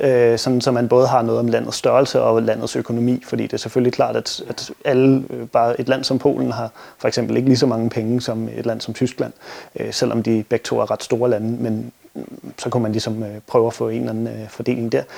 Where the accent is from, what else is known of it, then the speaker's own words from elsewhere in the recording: Denmark; som danskere